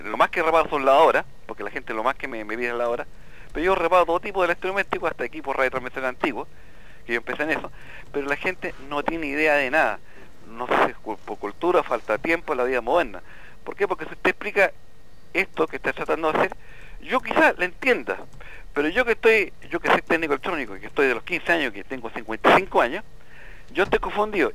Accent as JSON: {"language": "Spanish", "country": "Chile", "said": "nosotros, los chilenos"}